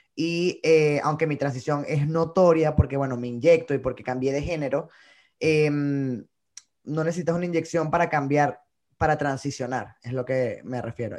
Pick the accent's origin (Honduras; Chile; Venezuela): Venezuela; moved away as an adult; also born or lived in Bogotá, Colombia; now in New York, United States; Yo sí estoy muy orgulloso de decir que soy venezolano